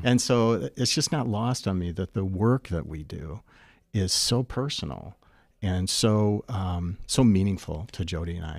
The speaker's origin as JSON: {"language": "English", "town": "Bay City", "region": "Michigan", "country": "United States", "tie": "born or raised there", "said": "born and raised in Bay City, Michigan"}